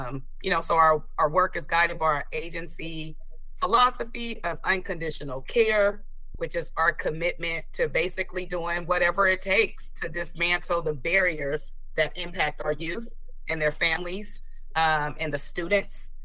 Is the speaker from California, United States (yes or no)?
yes; Oakland, California, United States; I was born and raised in Oakland, where I'm from